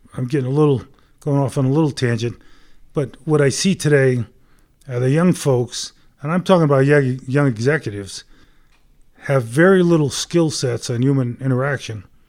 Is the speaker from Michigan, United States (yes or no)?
no; right outside of Hartford, Connecticut, United States; moved away as an adult; now in Denver, United States; Grew up back in Connecticut, right outside of Hartford.